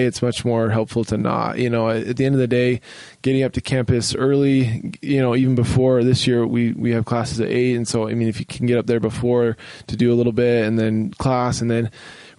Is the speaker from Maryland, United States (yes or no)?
no; Utah, United States; I'm from Utah and we have some family here